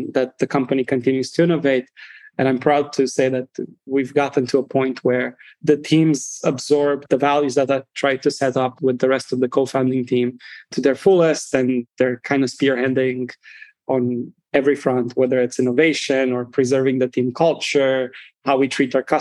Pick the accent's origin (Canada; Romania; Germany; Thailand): Romania; moved away as an adult; now in United States; I'm originally from Romania, first and foremost. I grew up there up until college. I moved to the United States and I've been here ever since.